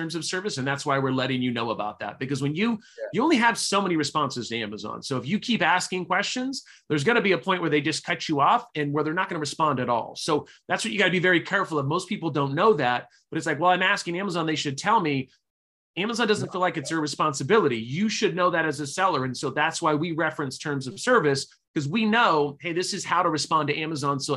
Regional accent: Sacramento, California, United States; also born or lived in Utah / Chico, California; I grew up in Sacramento, California. I actually was born in Utah, was there for about 2 weeks

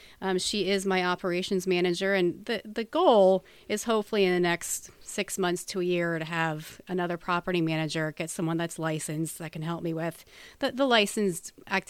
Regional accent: New Jersey, United States; moved away as an adult; now in Pennsylvania, United States; Well, I've been in Pennsylvania for about 18 years, so almost half my life. I came here when I was about 19 from New Jersey. My family still resides there, but I made Pennsylvania my home.

